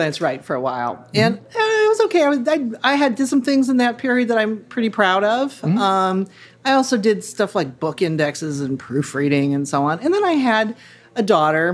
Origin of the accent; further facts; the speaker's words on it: Bloomington, Indiana, United States; moved away as an adult; also born or lived in New York; now in Cincinnati, United States; I didn't want to live in my hometown of Bloomington, Indiana anymore